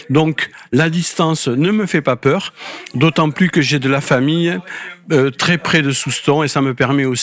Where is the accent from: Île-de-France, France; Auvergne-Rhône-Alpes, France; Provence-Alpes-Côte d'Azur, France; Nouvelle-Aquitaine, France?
Nouvelle-Aquitaine, France; Landes; Je parle à peu près couramment le, patois, l'andais.